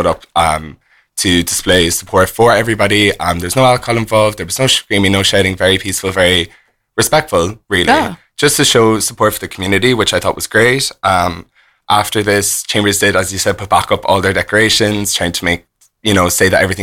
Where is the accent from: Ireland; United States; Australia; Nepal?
Ireland; Cork, Munster; I'm originally from Cork.